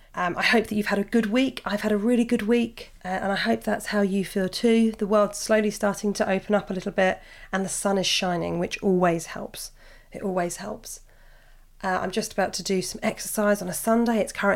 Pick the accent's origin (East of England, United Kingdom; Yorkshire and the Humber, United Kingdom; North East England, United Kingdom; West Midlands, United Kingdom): West Midlands, United Kingdom; Birmingham; I'm a 30-year-old straight woman and growing up in Birmingham, I've had gay best friends since being 11.